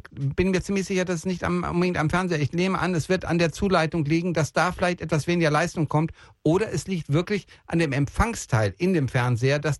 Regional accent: Bielefeld, North Rhine-Westphalia, Germany; born there; Ich komme, ich komme gebürtig aus Bielefeld

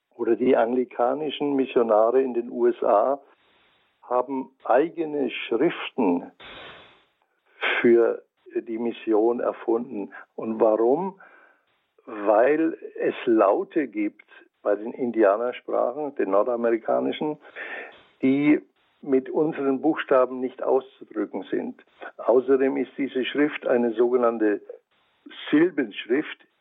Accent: Franconia, Bavaria, Germany; accent: Franconian; now in Offenburg, Germany; Ich habe immer noch meinen fränkischen Akzent.

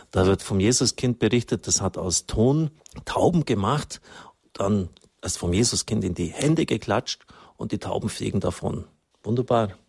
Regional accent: England, United Kingdom; born there; ich bin selber gebürtig in England

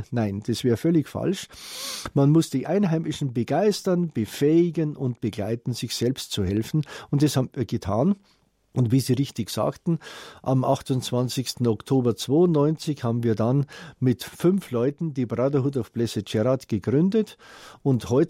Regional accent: Bavaria, Germany; now in Mandeni, South Africa; Ich bin ein Bayer, dessen bayerisches Herz in Südafrika für Südafrika schlägt.

